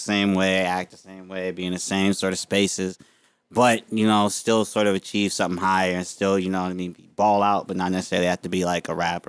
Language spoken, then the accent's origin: English; Inglewood, California, United States; also born or lived in New York; I was born and raised in Inglewood. Pretty much been here my whole life. I lived out in New York for a little bit for like college or whatever